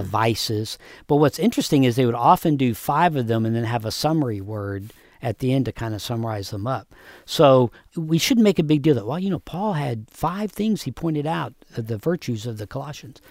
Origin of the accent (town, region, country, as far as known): United States